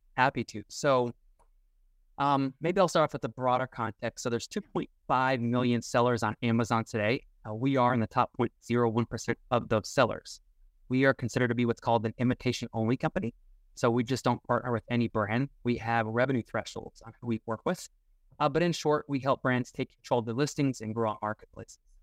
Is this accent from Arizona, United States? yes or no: yes; Tucson, Arizona, United States; also born or lived in southern Indiana; now in Indiana, United States; I currently live in southern Indiana now, uh, but I grew up in Tucson, Arizona